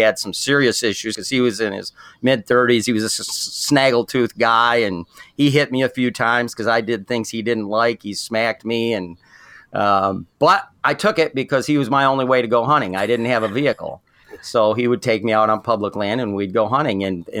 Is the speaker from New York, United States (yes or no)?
no; Michigan, United States; Okay, I'm from Michigan, grew up in southern Michigan, and nobody in my family hunted